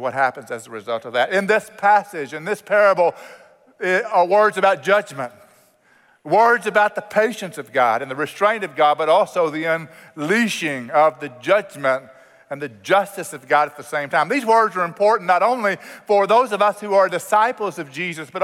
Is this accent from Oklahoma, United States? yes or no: yes; Oklahoma, United States; I grew up in Oklahoma, and Oklahoma has a lot of agriculture